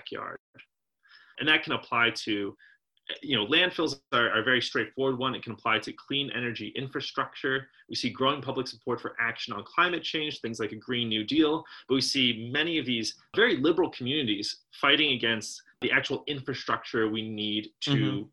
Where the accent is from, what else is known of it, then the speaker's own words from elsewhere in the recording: southeastern Pennsylvania, United States; when I was growing up in Pennsylvania, southeastern Pennsylvania